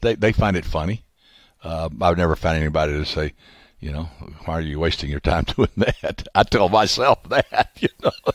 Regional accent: the South, United States; growing up in the South

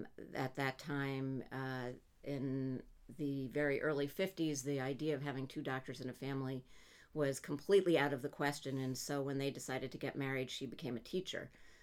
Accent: Montreal, Quebec, Canada; now in United States; My parents, I'm Canadian, my parents moved with us from Montreal to New York.

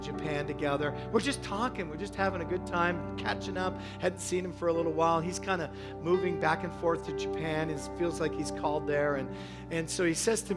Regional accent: Toronto, Ontario, Canada; I'm from Toronto

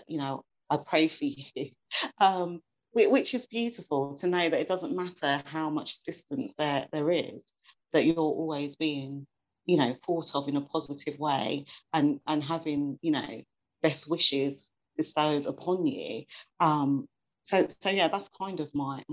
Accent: England, United Kingdom; I was born and bred in England

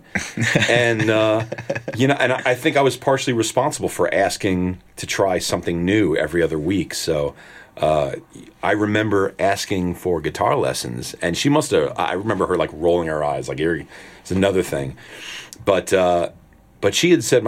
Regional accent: Nutley, New Jersey, United States; also born or lived in Newark, New Jersey; New Jersey born and raised. I was born in Newark, but I grew up in Nutley

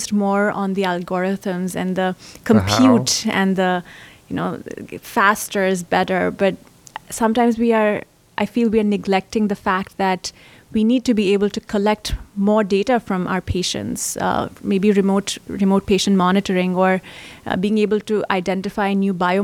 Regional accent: India; moved away as an adult; now in United States; I grew up in India and I've been part of the developing world. And then I've studied here in the US.

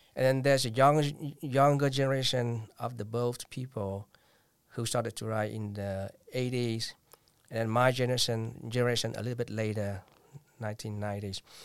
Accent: Vietnam; English is a second language; moved away as an adult; now in United States; twenty years ago, I came back to Vietnam.

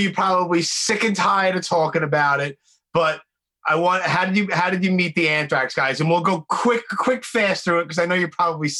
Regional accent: New York City, New York, United States; I was born and raised in Brooklyn. I never lived in the trendy spots ever.

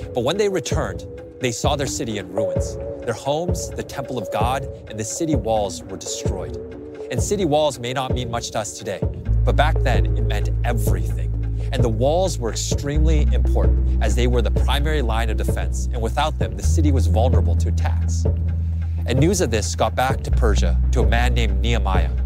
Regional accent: Canada; I grew up in Canada, and like most Canadian kids

